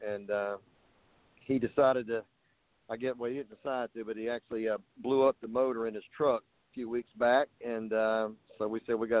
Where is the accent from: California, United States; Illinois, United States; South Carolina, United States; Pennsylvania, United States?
South Carolina, United States; Darlington; whenever I was a kid, you know, growing up in Darlington, South Carolina